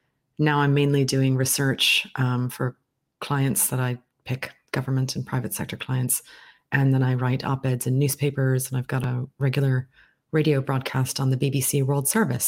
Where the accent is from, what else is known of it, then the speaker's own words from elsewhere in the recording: United States; accent: slightly transatlantic; now in United Kingdom; I live in the United Kingdom, but I was born and raised in the United States. So I have a slightly transatlantic accent and perspective on many affairs